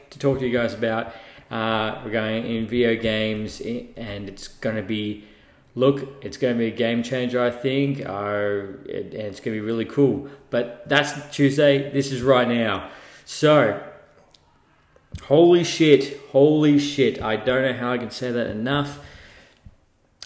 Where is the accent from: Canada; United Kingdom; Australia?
Australia; being an Australian, because we call them Crocs down here